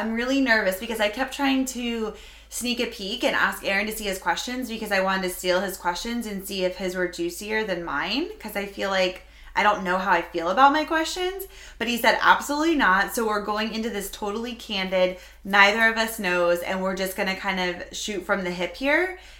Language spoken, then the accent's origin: English; Florida, United States; I've been saying y'all a lot lately. It's like my thing because, you know, I'm from Florida. And a lot of people say y'all there.